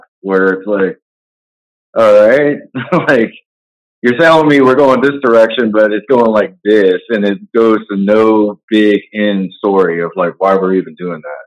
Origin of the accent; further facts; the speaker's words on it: Texas, United States; I'm a Texas guy